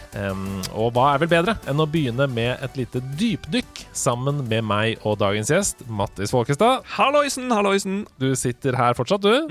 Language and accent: Norwegian; Oslo, Norway; jeg er jo fra Oslo, jeg vokste opp i Oslo.